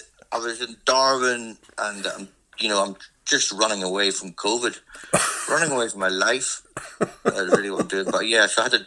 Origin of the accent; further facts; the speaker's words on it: Northern Ireland, United Kingdom; now in Australia; Graham McDowell there's a golfer from my hometown.